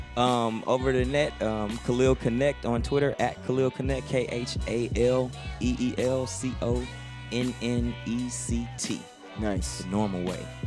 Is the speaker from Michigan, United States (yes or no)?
no; Houston, Texas, United States; growing up in Houston, man. When I grew up in Houston